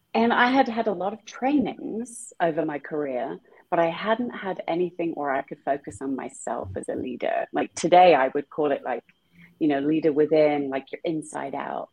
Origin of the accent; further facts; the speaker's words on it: small town near Stratford-upon-Avon, middle of England, West Midlands, United Kingdom; accent: British; moved away; also born or lived in London; I was born in a very small town in the middle of England, not far away from where Shakespeare was born